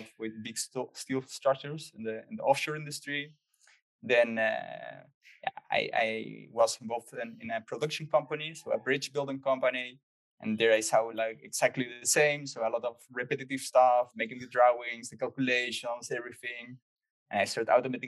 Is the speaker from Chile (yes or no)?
yes; Chile; moved away as an adult; also born or lived in Netherlands; I grew up in Chile. I spent there like 23 years.